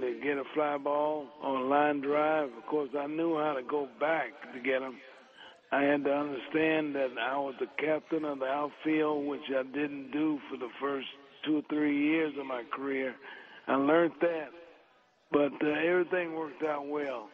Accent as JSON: {"language": "English", "town": "Cincinnati", "region": "Ohio", "country": "United States", "tie": "born or raised there", "said": "I was growing up in Cincinnati"}